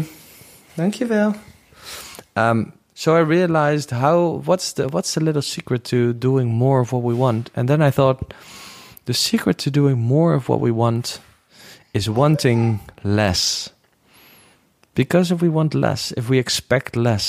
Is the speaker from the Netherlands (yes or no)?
yes; Netherlands; accent: Dutch; English is a second language; I'm a Dutchie, so you can hear that in my accent.